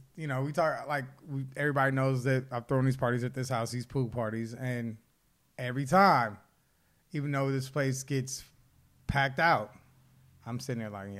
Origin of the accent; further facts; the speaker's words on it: Los Angeles, California, United States; out here in LA, basically in LA, growing up, it was just black, Mexican. That's how I was my whole childhood.